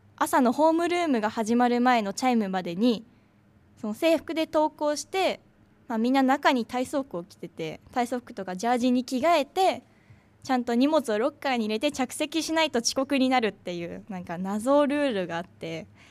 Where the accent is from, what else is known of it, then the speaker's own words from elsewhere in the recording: Chiba, Japan; 私千葉県出身で